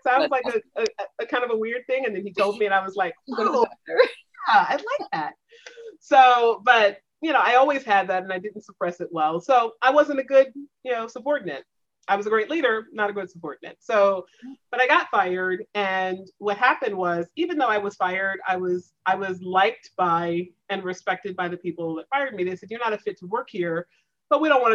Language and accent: English; the South, United States; moved away; also born or lived in the Northeast; I came from the South